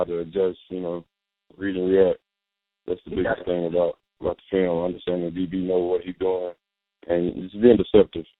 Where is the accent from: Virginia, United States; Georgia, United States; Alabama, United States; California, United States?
Alabama, United States; Huntsville; I'm actually from Huntsville, Alabama